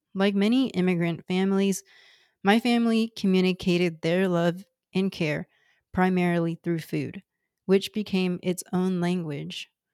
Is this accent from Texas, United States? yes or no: yes; Houston, Texas, United States; first language Cantonese; English is a second language; I'm from Houston, Texas, one of the most ethnically and racially diverse places in the world